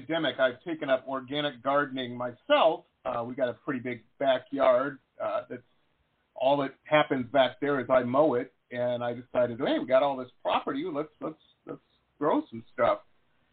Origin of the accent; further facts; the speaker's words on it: Detroit, Michigan, United States; When I was a kid, I grew up in Detroit, it was suburbs of Detroit, and then moved down into the city